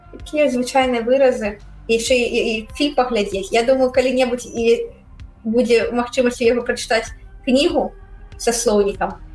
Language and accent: Belarusian; Belarus; Belarusian is a second language; moved away as an adult; now in United States; мы беларусы